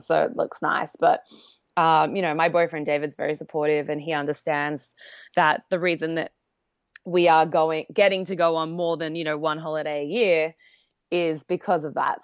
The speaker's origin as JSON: {"language": "English", "country": "Australia", "tie": "born or raised there", "moved": "as an adult", "lives_now": "New York, United States", "said": "I obviously grew up in Australia"}